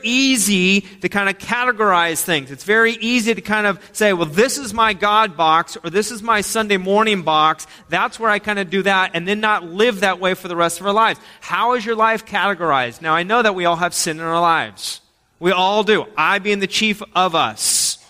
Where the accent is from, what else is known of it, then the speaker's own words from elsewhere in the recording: United States; as Americans